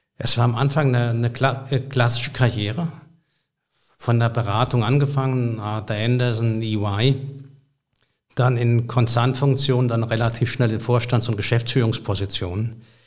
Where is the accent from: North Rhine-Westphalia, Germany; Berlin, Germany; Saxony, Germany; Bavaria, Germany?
Berlin, Germany; Ich komme aus Berlin